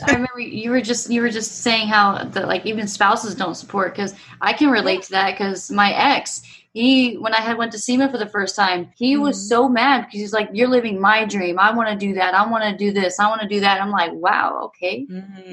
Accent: Virginia, United States; now in Colorado, United States; I grew up in Virginia

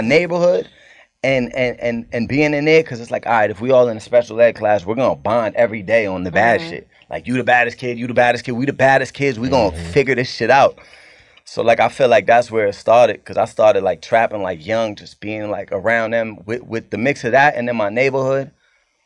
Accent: Cambridge, Massachusetts, United States; I'm from Cambridge, it's like a little different, but it's right next to it.

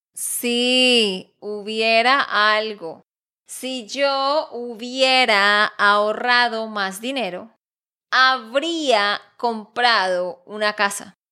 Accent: Santander, Colombia; de Santander, Colombia

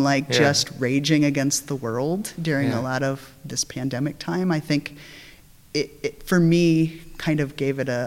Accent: South Dakota, United States; now in San Francisco, United States; growing up in South Dakota

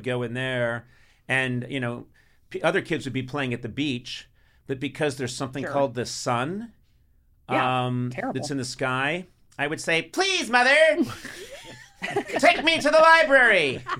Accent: Boston, Massachusetts, United States; I grew up in Boston. Massachusetts.

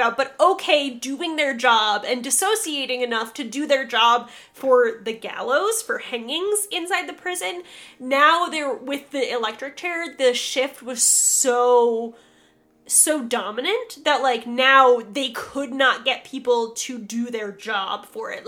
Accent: Western New York, United States; I literally grew up on Lake Erie

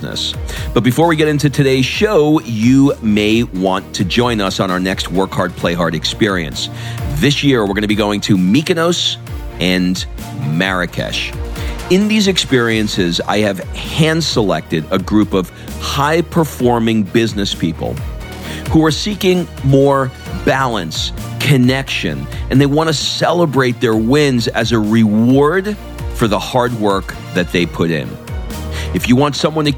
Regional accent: New York, United States; I grew up in New York

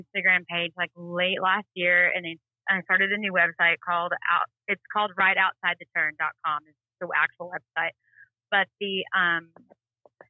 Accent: Texas, United States; also born or lived in Duncan, Oklahoma; I grew up in Texas

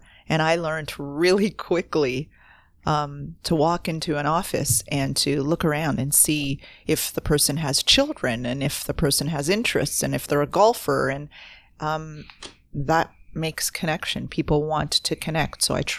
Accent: Toronto, Ontario, Canada; And I was coming in from Toronto. I was this city girl.

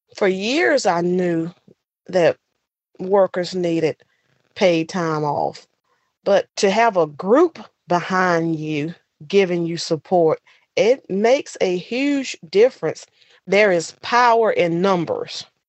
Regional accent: Bayview, North Carolina, United States; I'm from Bayview, North Carolina, deep in the South

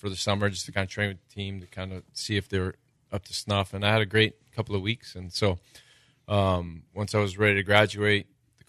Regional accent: Hawaii, United States; Growing up in Hawaii, I definitely failed at that.

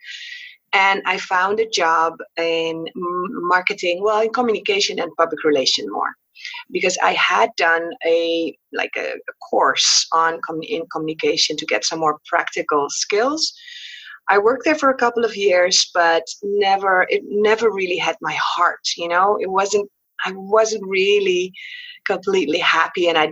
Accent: Netherlands; moved away as an adult; also born or lived in Qatar; now in Curaçao; I was born on Curaçao, a small island in the Caribbean. Mom was from Holland. Dad was from Curaçao. But I was raised in Holland.

